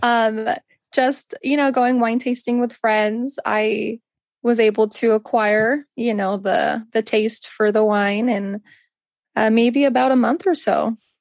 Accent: Northern California, United States; now in Napa Valley, United States; I was born and raised in Northern California, which is one hour south of San Francisco

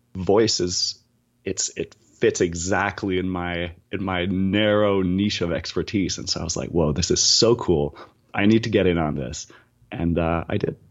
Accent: New Brunswick, Canada; now in Toronto, Canada; I'm currently based in Toronto, but I, I am Acadian. So I'm a Francophone from New Brunswick

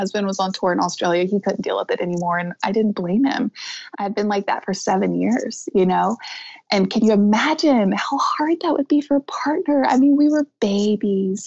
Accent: the South, United States; I'm from the South

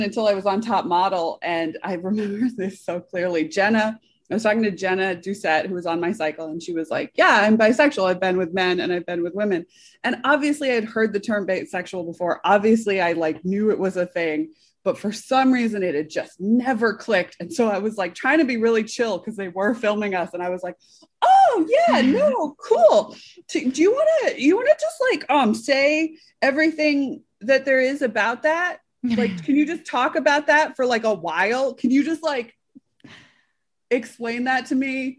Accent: Northampton, Massachusetts, United States; moved away as an adult; I grew up near Northampton, Massachusetts.

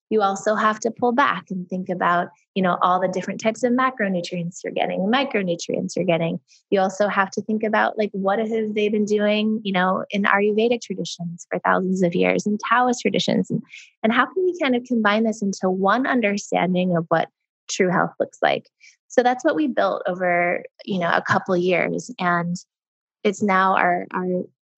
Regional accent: Sedona, Arizona, United States; we're from Sedona, Arizona, which is a very kind of hippie spiritual town. And we were lucky enough to grow up around a lot of different kinds of people and ways of thinking

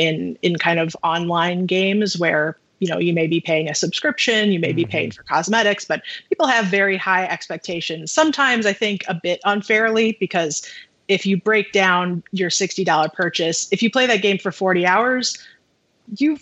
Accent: Midwest, United States; I'm from the Midwest

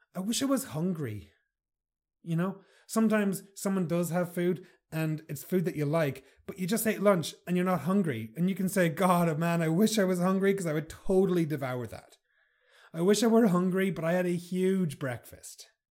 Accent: Ireland; I'm Irish

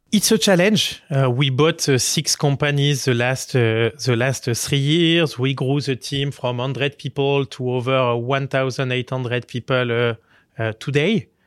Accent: Marseille, Provence-Alpes-Côte d'Azur, France; English is a second language; moved away as an adult; now in New York, United States; I grew up in Marseille.

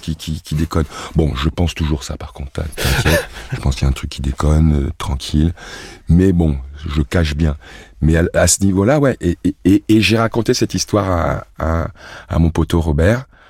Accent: Cameroon; moved away; also born or lived in Sedan, France; ma source, mec, c'est Sedan. Je suis un sanglier des Ardennes. Je suis un Sedanais d'origine belge. mon arrière-grand-mère était belge. Donc je suis né, puis j'ai grandi au Cameroun

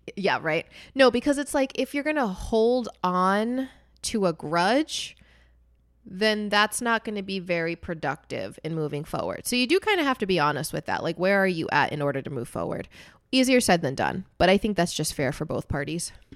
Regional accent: United States; I'm not white. I'm Puerto Rican. I was born in America

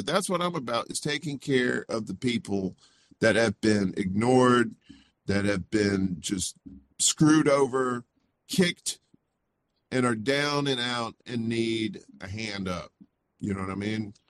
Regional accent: Mississippi, United States; also born or lived in Chicago, Illinois; now in Brooklyn, New York, United States; I, I grew up in Mississippi, uh, very poor.

